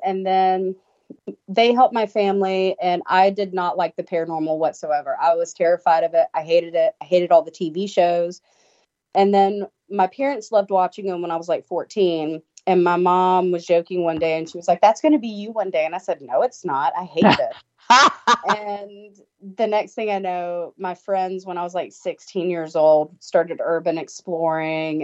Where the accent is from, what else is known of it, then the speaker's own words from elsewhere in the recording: Tybee Island, Georgia, United States; I grew up on Tybee Island, which is on the East Coast. It's the Savannah Beach